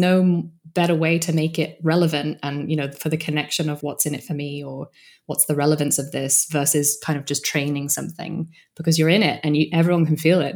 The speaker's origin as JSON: {"language": "English", "country": "United Kingdom", "said": "I'm British"}